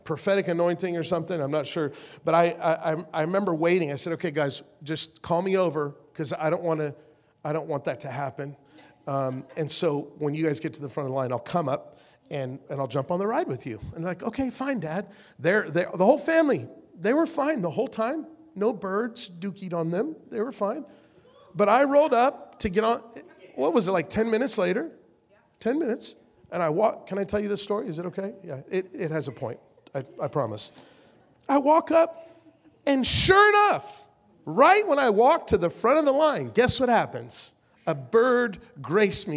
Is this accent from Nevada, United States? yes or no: yes; Las Vegas, Nevada, United States; we're from the West Coast, Las Vegas.